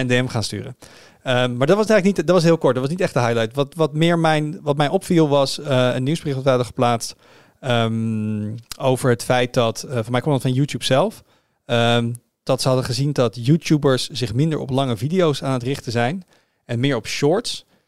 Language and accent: Dutch; Netherlands; als Nederlander